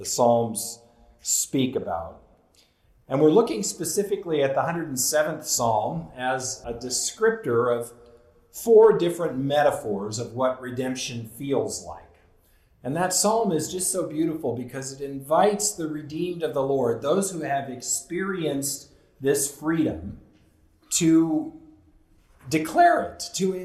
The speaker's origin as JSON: {"language": "English", "region": "Southern California", "country": "United States", "tie": "born or raised there", "said": "growing up in Southern California"}